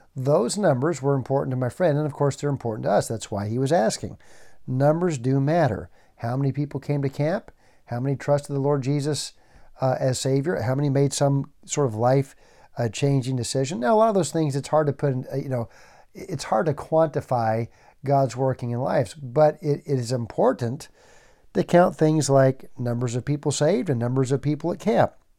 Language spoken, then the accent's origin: English; Tennessee, United States; I was born in Tennessee